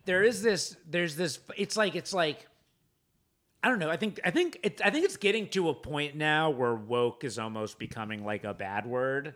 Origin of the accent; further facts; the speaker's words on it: Boca Raton, Florida, United States; also born or lived in New York City; now in Los Angeles, United States; growing up in Boca Rat, as a Jew in Boca Raton